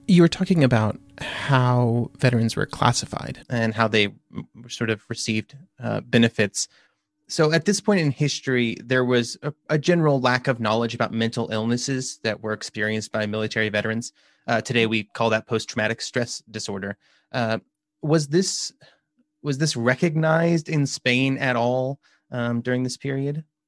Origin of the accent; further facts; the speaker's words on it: United States; I'm an American